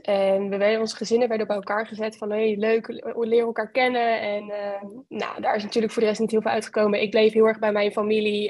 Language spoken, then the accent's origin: Dutch; Westland, South Holland, Netherlands; ik eh, kom uit het Westland. Dat is een uh, plaatsje tussen eh, Den Haag en Rotterdam in.